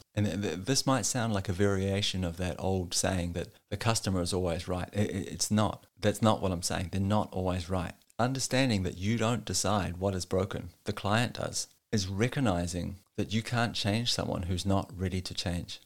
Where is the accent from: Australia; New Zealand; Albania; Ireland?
New Zealand; moved away as an adult; now in Denmark; born and raised in New Zealand, and I've been living in Denmark for the last twelve years